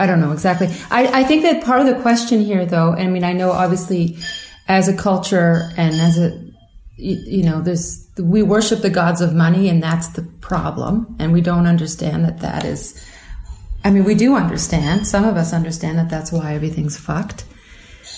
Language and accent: English; Quebec, Canada; born or raised there